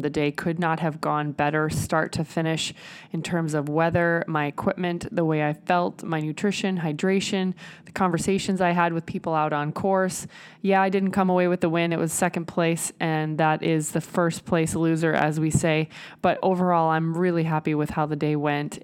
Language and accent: English; Nebraska, United States; I'm from Nebraska